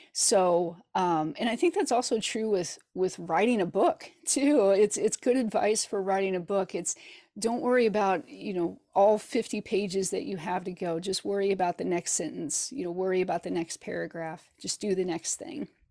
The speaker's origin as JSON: {"language": "English", "town": "Hannibal", "region": "Missouri", "country": "United States", "tie": "born or raised there", "lives_now": "Kansas City, United States", "said": "I grew up in Hannibal, Missouri, which is famous for Mark Twain"}